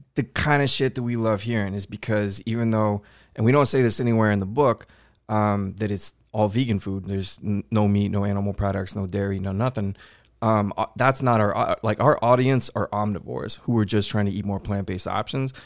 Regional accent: Houston, Texas, United States; growing up in Houston my whole life

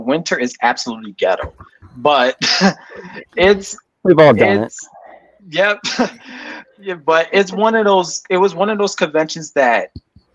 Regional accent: New York City, New York, United States; I'm from Brooklyn

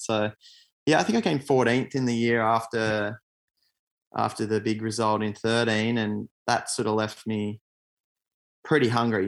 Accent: Australia; my home country

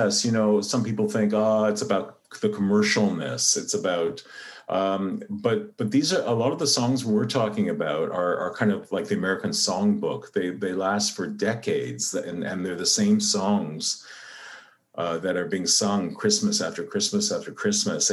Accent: Canada; I'm Canadian

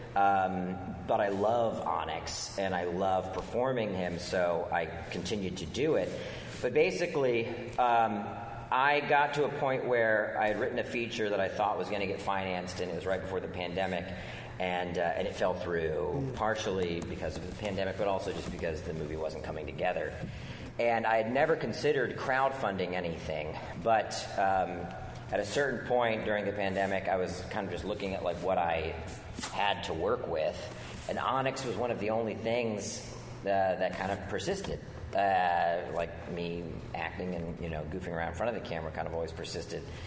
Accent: D.C., District of Columbia, United States; moved away; I grew up outside of Washington, D.C.

